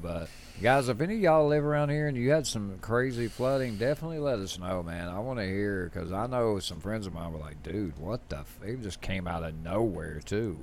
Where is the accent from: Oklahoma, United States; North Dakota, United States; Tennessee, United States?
Tennessee, United States; we're from the South. We're from Tennessee.